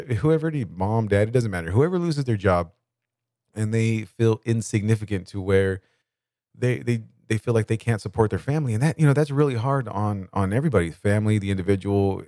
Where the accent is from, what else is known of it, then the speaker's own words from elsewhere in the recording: Bakersfield, California, United States; I grew up at is in Bakersfield, California